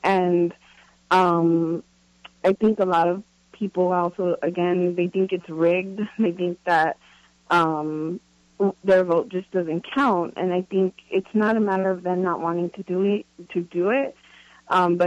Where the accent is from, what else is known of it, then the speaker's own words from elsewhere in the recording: Los Angeles, California, United States; I'm originally from Los Angeles